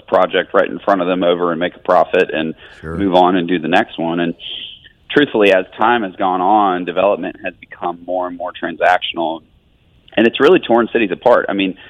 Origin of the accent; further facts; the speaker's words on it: Birmingham, Alabama, United States; growing up in Birmingham, we kind of saw, so much potential in this city.